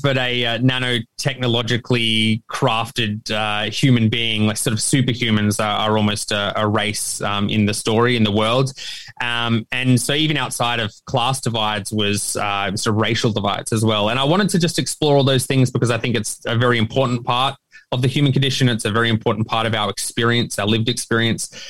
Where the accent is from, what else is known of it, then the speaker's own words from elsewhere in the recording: Australia; me as an Australian author